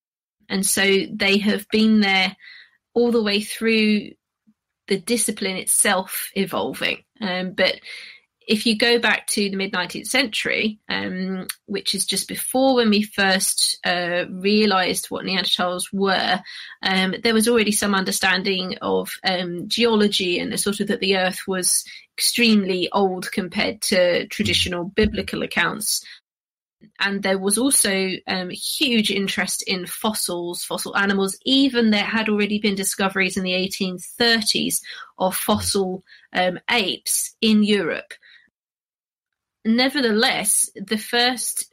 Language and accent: English; London, United Kingdom; I grew up in London, so there's sort of urban archaeology there.